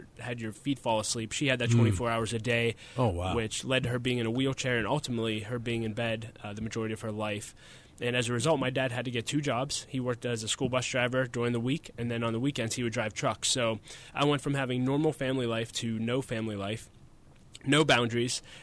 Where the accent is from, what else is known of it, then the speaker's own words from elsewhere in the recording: Wexford, Pennsylvania, United States; I grew up in Wexford, Pennsylvania, and grew up in a very normal family